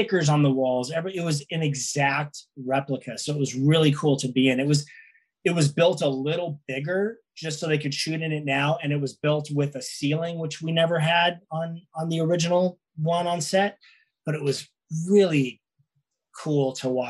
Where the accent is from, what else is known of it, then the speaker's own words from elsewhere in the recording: Los Angeles, California, United States; being from LA, I'm from here. I'm from North Hollywood.